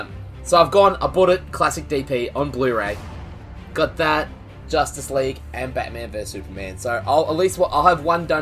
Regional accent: Australia; I'm just an Aussie boy.

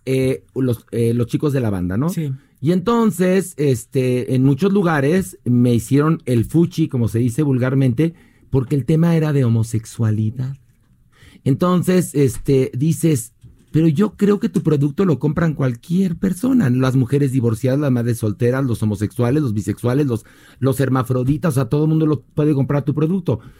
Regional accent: Mexico; todos somos mexicanos

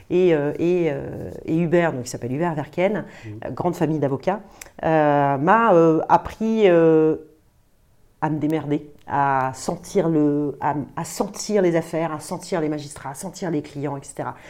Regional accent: Brazil; now in France; Je pars au Brésil parce que je suis brésilienne, faire euh, un an de stage en cabinet d'avocat là-bas.

